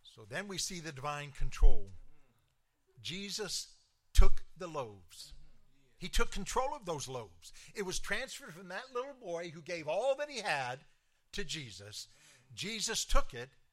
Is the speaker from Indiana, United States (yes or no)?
no; Clarksville, Tennessee, United States; moved away; my hometown, Clarksville, Tennessee